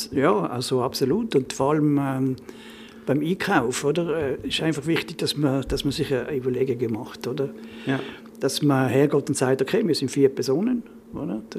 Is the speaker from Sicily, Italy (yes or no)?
no; Trentino-Alto Adige, Italy; dort, wo ich herkomme, ist ja eigentlich die Resteverwertung in der, in der, in der Küche eigentlich das, was top ist.